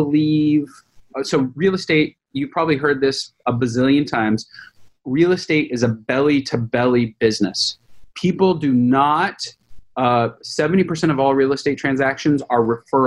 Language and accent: English; California, United States; I'm a Californian